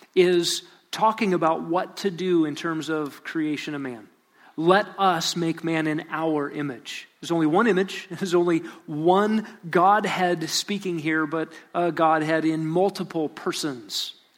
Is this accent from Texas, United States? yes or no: yes; Lubbock, Texas, United States; I was born in Lubbock, Texas